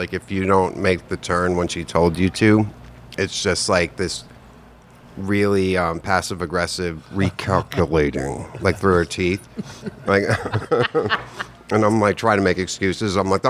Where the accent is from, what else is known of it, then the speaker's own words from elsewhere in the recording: Cape Cod, Holliston, Massachusetts, United States; moved away as an adult; now in Los Angeles, United States; I grew up on Cape Cod.